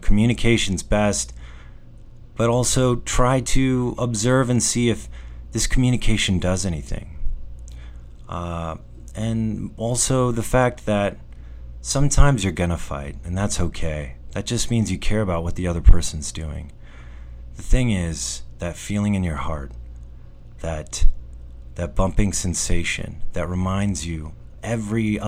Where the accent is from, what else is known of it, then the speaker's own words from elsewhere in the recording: New Mexico, United States; Being back in New Mexico, sure, it's my hometown